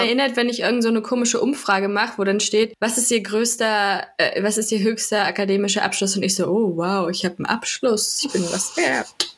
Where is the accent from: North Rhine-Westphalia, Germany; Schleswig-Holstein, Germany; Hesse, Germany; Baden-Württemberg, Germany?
Hesse, Germany; Werra-Meißner-Kreis; ich komme aus dem Werra-Meißner-Kreis